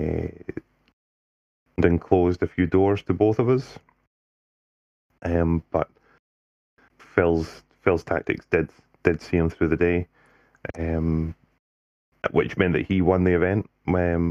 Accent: Scotland, United Kingdom; I stood down as the Scottish captain

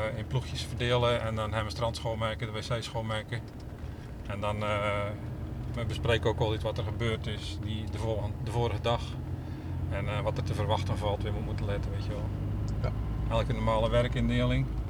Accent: Domburg, Zeeland, Netherlands; now in Middelburg, Netherlands; In Domburg.

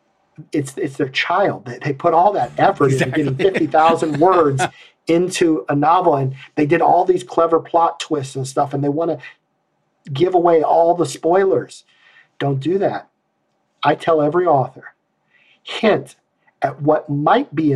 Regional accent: Iowa, United States; I'm from Iowa

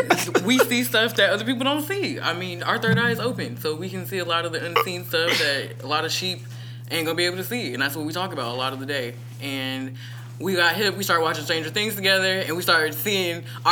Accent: Pomona, California, United States; also born or lived in Corona, California; I'm from Pomona, California.

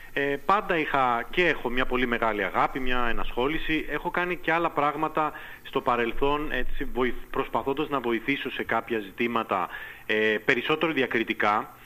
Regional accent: Lesbos, North Aegean, Greece; also born or lived in Latin America; κατάγομαι από τη Λέσβο

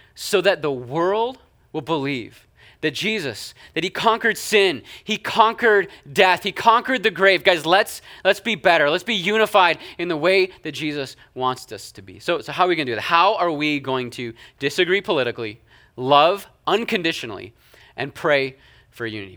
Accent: Canada; moved away; I'm Canadian

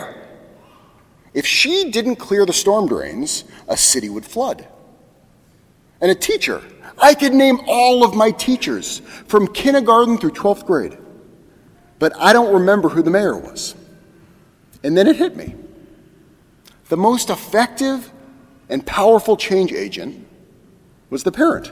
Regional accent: Portola Valley, California, United States; I grew up in Portola Valley, down in the peninsula

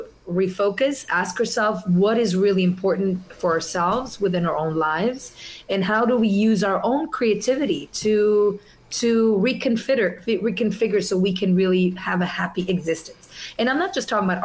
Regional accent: Zurich, Switzerland; English is a second language; moved away as an adult; also born or lived in Italy / New York; now in Los Angeles, United States; I'm originally from Italy, yeah. But I was raised in Zurich, Switzerland. So I spent my first 20 years in Switzerland

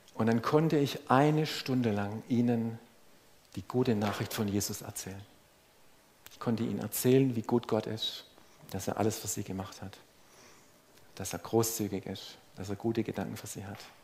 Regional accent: Swabia, Germany; als Schwabe

